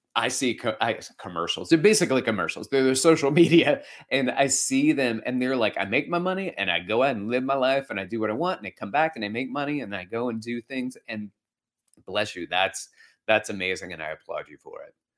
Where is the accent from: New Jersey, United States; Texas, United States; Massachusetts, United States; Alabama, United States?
Alabama, United States; moved away; I grew up in Alabama